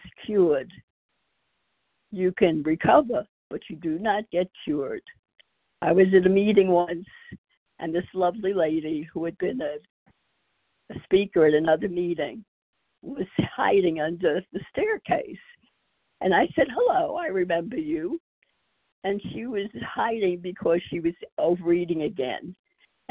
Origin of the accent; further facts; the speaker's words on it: New York, United States; now in Texas, United States; I'm from Texas now, originally from New York